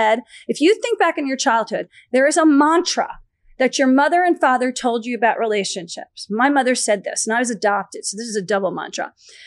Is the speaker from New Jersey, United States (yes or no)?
yes; Short Hills, New Jersey, United States; also born or lived in Florida; now in Los Angeles, United States; when I was growing up in Short Hills, New Jersey